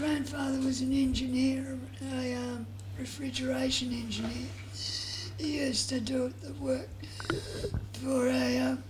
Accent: Bentley, Australia; I grew up around Bentley.

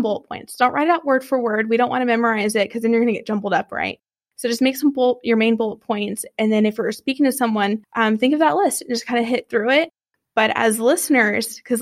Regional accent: Texas, United States; I'm from Texas

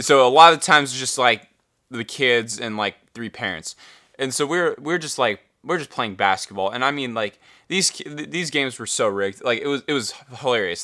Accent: United States; we're from America

